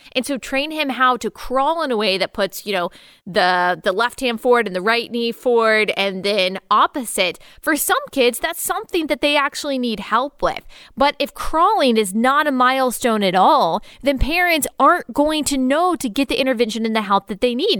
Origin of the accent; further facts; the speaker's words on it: Texas, United States; I was raised in Texas